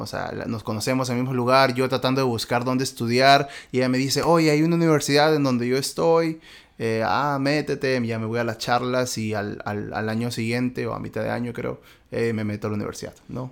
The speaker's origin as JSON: {"language": "Spanish", "region": "Lima", "country": "Peru", "said": "yo soy de Lima, nací aquí en Miraflores"}